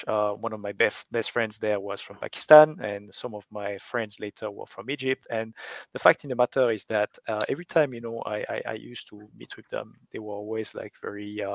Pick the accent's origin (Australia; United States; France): France; I grew up in France